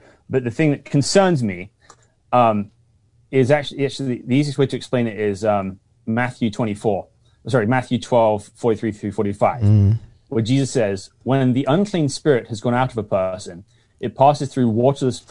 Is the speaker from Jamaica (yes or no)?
no; United Kingdom; now in Seattle, United States; I'm British.